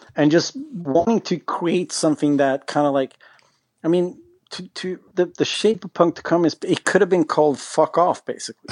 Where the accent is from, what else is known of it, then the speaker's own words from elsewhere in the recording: Sweden; we're from Sweden